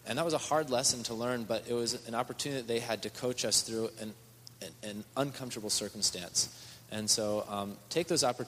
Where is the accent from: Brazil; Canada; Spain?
Spain; English is a second language; moved away; Growing up in Spain, the churches in Spain are very, very small overall.